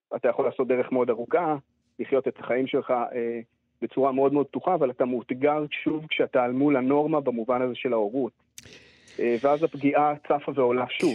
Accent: Israel; אני גדלתי בקיבוץ

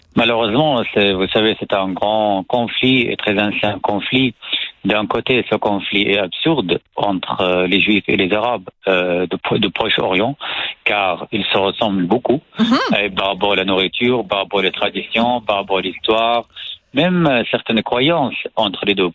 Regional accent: Syria; French is a second language; moved away as an adult; now in France; je suis né en Syrie, dans, dans une famille salafiste

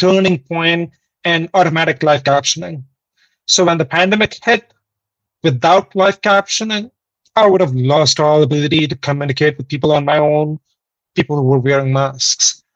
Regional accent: India; moved away as an adult; now in Canada; I'm originally from India, but I came to Canada in 2016.

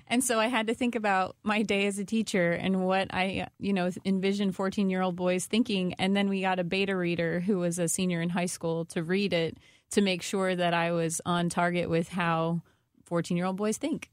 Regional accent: Washington, Missouri, United States; I'm from Washington, Missouri

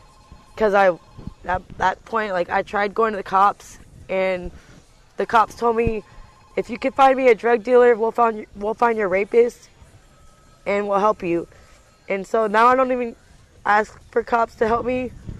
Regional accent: Marin, California, United States; I was raised in Marin

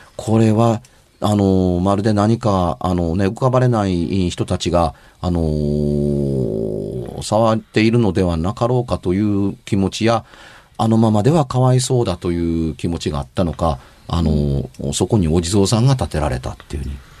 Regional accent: Amagasaki, Hyogo, Japan; 僕が小学校の頃、兵庫県尼崎に住んでました。今も実家は尼崎です

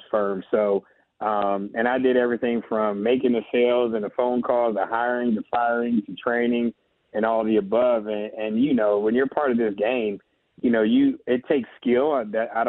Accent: California, United States; we're both from California.

